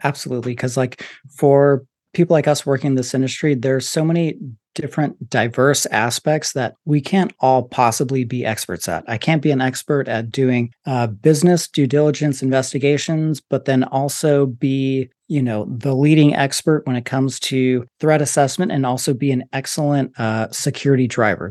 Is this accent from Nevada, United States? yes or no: yes; Las Vegas, Nevada, United States; I'm even from Vegas